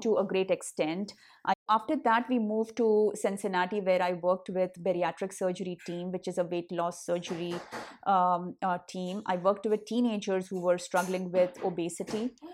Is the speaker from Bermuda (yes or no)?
no; India; accent: Hindi; moved away as an adult; now in United States; I, um, had my accent, uh, you know, the Hindi accent that I, today I very proudly carry